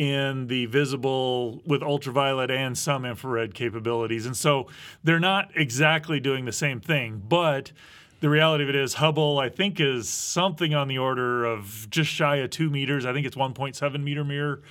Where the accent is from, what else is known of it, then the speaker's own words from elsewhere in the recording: Midwest, United States; I grew up in the Midwest